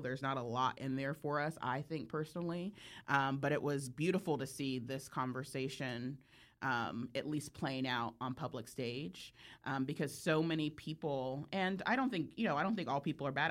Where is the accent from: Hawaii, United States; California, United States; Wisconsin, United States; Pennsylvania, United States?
California, United States; I'm from California